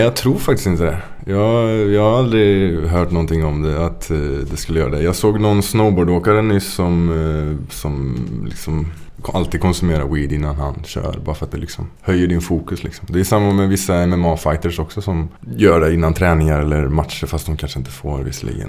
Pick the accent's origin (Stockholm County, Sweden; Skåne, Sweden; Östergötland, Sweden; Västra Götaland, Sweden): Västra Götaland, Sweden; Trollhättan; also born or lived in Lidköping / Bergen; mina hemtrakter. Trollhättan